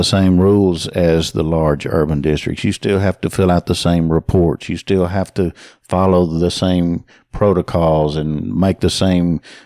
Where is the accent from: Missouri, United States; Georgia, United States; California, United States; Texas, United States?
Texas, United States; Kirbyville; also born or lived in Queen City, Texas / Woodville, Texas; I was from Kirbyville